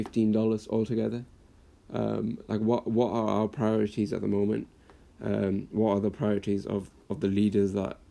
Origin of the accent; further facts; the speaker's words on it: Blackburn, North West England, United Kingdom; born and raised in Blackburn up north, a little town in the northwest of England.